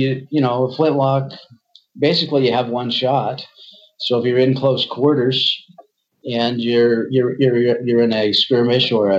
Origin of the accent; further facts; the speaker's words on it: Idaho, United States; I'm from Idaho.